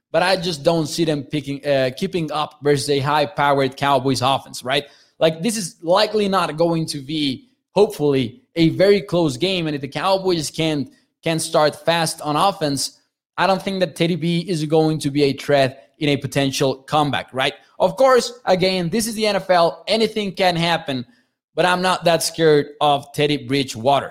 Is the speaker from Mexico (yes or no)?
yes; Mexico; I am from Mexico. I am from Mexico